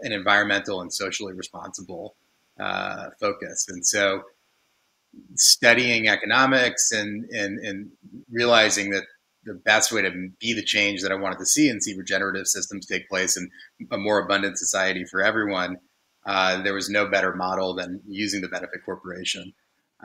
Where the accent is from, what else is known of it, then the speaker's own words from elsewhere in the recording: Silicon Valley, California, United States; I grew up in Silicon Valley